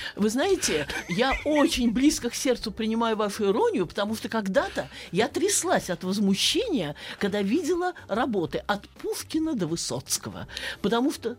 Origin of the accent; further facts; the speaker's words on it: Saratov, Saratov Oblast, Russia; я э, родилась и росла в Саратове